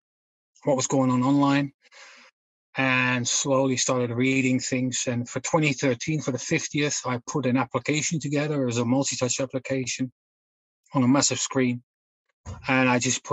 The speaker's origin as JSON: {"language": "English", "country": "Netherlands", "moved": "as an adult", "lives_now": "United Kingdom", "said": "I'm originally from the Netherlands, but I'm based in the UK for the last almost 30 years."}